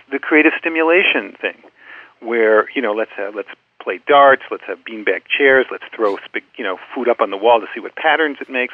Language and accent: English; United States; As an American